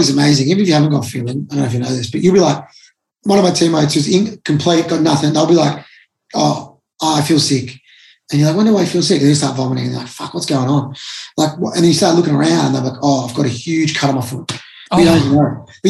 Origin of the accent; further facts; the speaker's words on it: Melbourne, Victoria, Australia; I'm from Melbourne